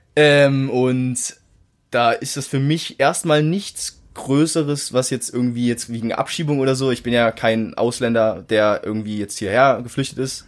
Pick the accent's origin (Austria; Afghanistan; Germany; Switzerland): Germany; ich bin halt seit 19, 18 Jahren bin ich hier in Deutschland aufgewachsen